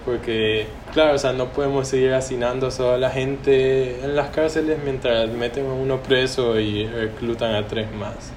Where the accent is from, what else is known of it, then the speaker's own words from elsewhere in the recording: El Salvador; moved away as an adult; also born or lived in China; now in Maine, United States; soy de El Salvador